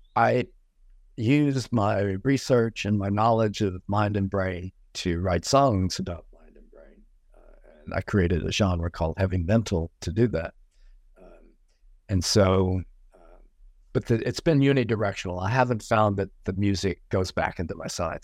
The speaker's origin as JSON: {"language": "English", "region": "Cajun country in South Louisiana", "country": "United States", "tie": "born or raised there", "moved": "yes", "lives_now": "New York, United States", "said": "my life growing up in Cajun country in South Louisiana"}